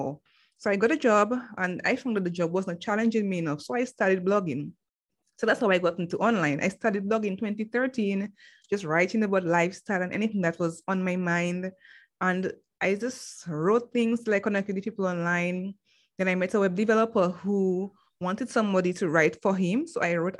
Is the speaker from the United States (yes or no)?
no; Dominica; I'm from the Commonwealth of Dominica, and that is in the Caribbean.